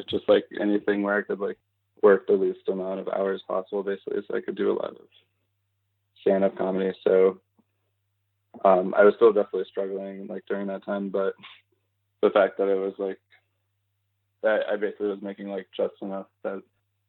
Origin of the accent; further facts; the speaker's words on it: Louisville, Kentucky, United States; moved away; if I do shows in Louisville and when I'm there, my hometown